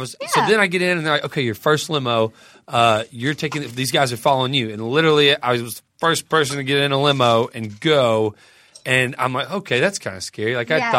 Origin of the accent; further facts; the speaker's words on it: Texas, United States; me being a Texan